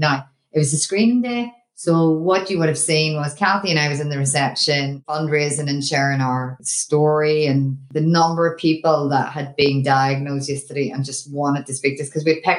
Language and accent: English; Ireland; moved away; we wouldn't be Irish if we hadn't had a few wee beers.